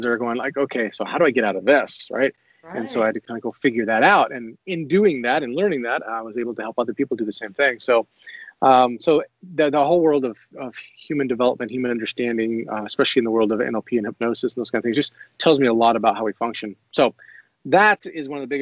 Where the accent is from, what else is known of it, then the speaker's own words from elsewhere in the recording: Boise, Idaho, United States; I was raised here in Boise, went to high school here in Boise, Idaho.